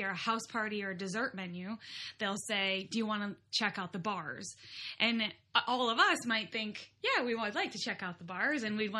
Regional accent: Midwest, United States; accent: Midwestern; I say pop, of course, because of my Midwestern accent.

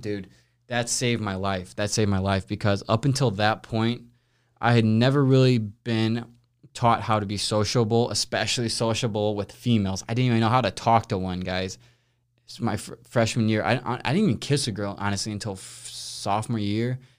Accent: St. Louis, Missouri, United States; also born or lived in Los Angeles; grew up in Saint Louis my entire life.

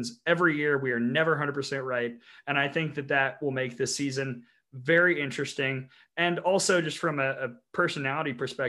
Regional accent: Alabama, United States; they also kind of know I'm from Alabama.

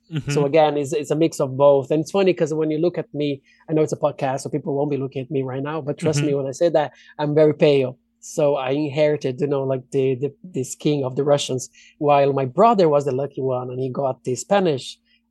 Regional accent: Brazil; now in Ireland; I am originally from Brazil, but I've been living in Ireland for the past 14, almost 15 years, and I am an actor.

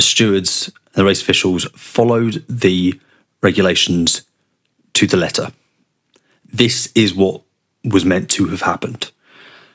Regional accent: London, United Kingdom; I grew up in South London. We didn't have tractors.

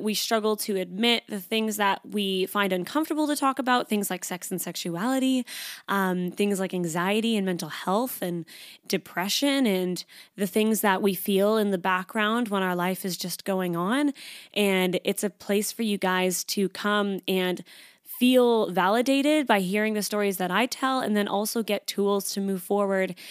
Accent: Canada; moved away as an adult; now in Sydney, Australia; I am Canadian. I moved to Sydney, Australia about three and a half years ago, almost

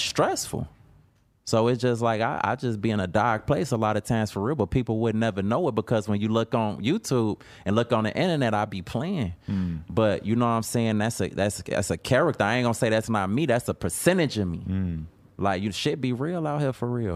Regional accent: Chicago, Illinois, United States; I'm from Chicago

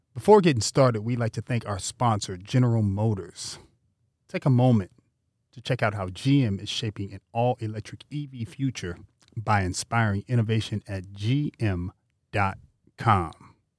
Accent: California, United States; we're from California

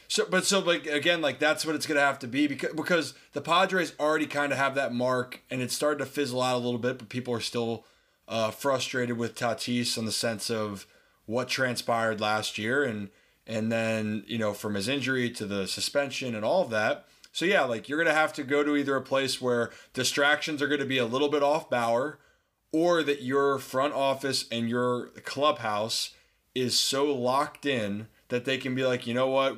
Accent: Baltimore, Maryland, United States; I'm from Baltimore

